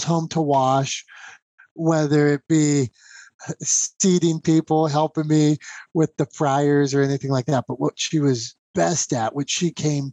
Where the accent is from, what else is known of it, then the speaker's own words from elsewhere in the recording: Pennsylvania, United States; I'm from Pennsylvania